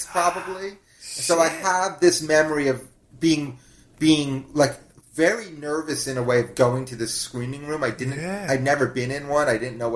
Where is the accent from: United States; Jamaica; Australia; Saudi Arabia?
United States; New York City, New York; I grew up in Manhattan, in New York City